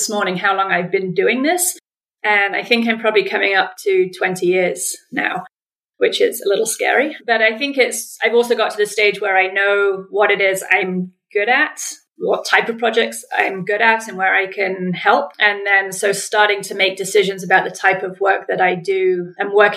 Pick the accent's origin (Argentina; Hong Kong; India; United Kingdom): United Kingdom; England; accent: English; moved away as an adult; also born or lived in United States / Ottawa, Canada; I'm English, if you can pick up on the accent